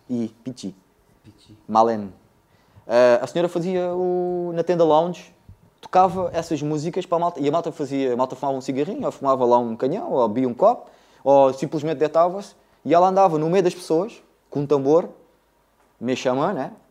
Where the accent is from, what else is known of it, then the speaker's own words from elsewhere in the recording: France; born there; Isso é assim, eu nasci em França, no, em 74, na altura da Revolução.